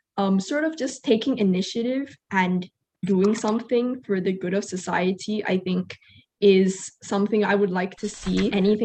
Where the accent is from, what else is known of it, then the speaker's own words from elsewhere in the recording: Malaysia; because as a Malaysian, I also want to use my citizenship as a sort of platform in order to impact more people.